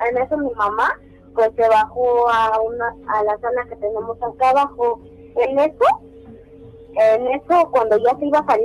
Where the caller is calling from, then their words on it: Azcapotzalco, Mexico City, Mexico; Desde Azcapotzalco.